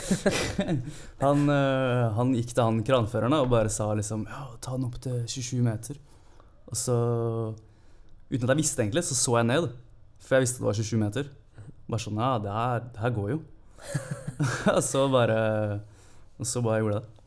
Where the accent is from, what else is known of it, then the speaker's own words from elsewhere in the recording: Holmsbu, Buskerud, Norway; moved away as an adult; also born or lived in Klokkestua; now in Oslo, Norway; flytta jeg til Hornsbu i, i, barndommen. Så jeg er jo en Hurum-gutt